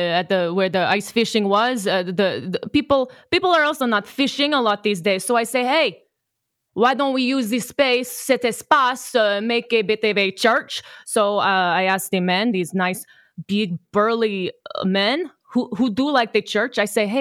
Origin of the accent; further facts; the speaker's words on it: Trois-Rivières, Quebec, Canada; born there; I was born in Trois-Rivières, Quebec, just outside of Montreal, in between Quebec City and Montreal. And, you know, born and raised Catholic.